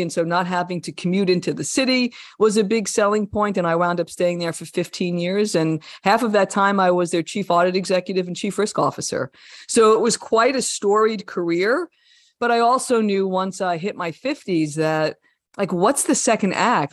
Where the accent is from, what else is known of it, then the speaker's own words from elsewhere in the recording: New Jersey, United States; I was a kid from Jersey.